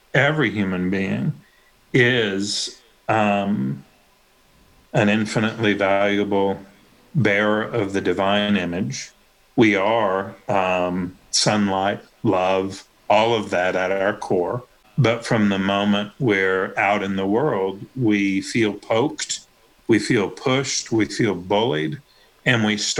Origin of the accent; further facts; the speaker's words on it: Tennessee, United States; I'm from Tennessee. I went to a public school when I was really little, but I went to a private school after